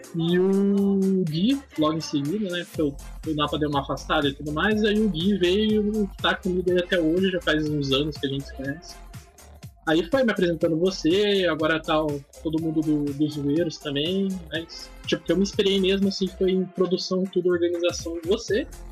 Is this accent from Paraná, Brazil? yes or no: yes; Curitiba, Paraná, Brazil; eu sou de Curitiba